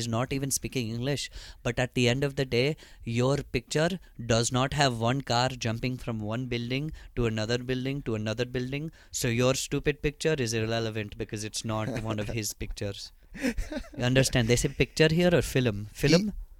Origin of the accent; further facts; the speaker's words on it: Princeton, New Jersey, United States; moved away; also born or lived in West Coast; I'm actually from Princeton, New Jersey. it's a fantastic location between New York and Philadelphia. The not shitty area of New Jersey, the crossroads of the revolution, what it's known as in the textbooks.